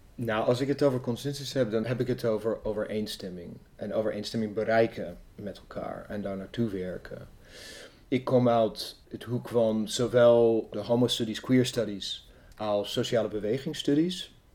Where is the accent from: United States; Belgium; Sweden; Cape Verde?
United States; Evansville, Indiana; Dutch is a second language; also born or lived in Amsterdam, Netherlands; now in Netherlands; Ik kom uit Evansville, Indiana. Dat is in het zuiden van de staat Indiana.